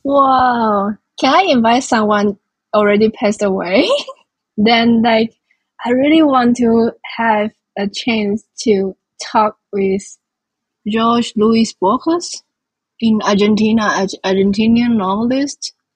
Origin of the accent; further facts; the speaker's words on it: Changhua, Changhua County, Taiwan; I was born in Zhanghua as well. It's also in the western coast of Taiwan and in the middle of this island